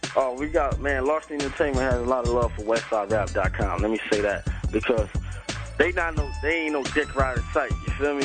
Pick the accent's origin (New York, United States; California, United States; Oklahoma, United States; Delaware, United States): California, United States; Compton; I'm from Compton, California.